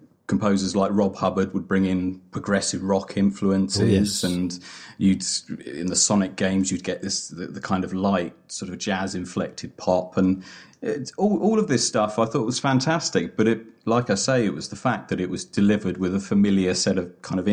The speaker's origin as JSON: {"language": "English", "region": "England", "country": "United Kingdom", "said": "I'm too English"}